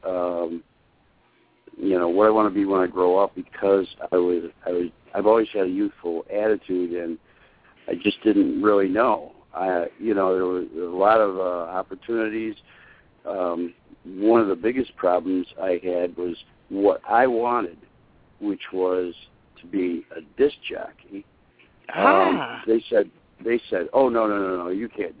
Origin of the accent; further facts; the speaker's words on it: Syracuse, New York, United States; moved away as an adult; now in Kentucky, United States; I grew up in Syracuse, New York.